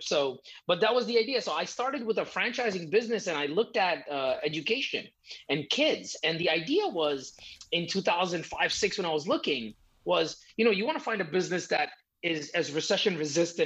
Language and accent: English; outside of New York City, United States; now in Houston, United States; I grew up outside of New York City, so it was a little bit different there